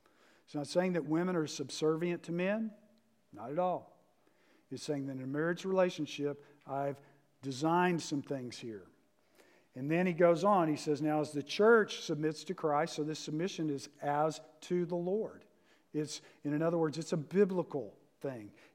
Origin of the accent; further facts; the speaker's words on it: the South, United States; moved away; I'm from the South